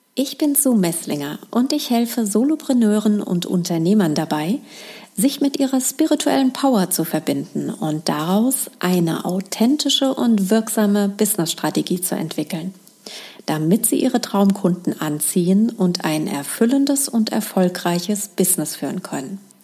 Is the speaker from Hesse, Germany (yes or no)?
yes; Hesse, Germany; accent: leichter hessischer Akzent; mit meinem leichten hessischen Akzent